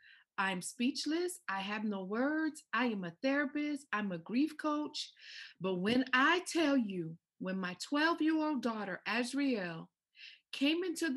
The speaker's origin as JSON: {"language": "English", "country": "United States", "tie": "born or raised there", "said": "My family has a Haitian background. I'm from the islands. I was born and raised in the States"}